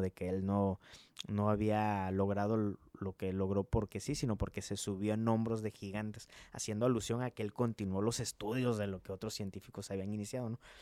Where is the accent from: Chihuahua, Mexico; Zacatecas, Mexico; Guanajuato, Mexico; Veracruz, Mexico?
Veracruz, Mexico; Coatzacoalcos; also born or lived in Montemorelos, Nuevo León / Italy; now in Monterrey, Mexico; Nosotros somos de Veracruz, somos de Coatzacoalcos, Veracruz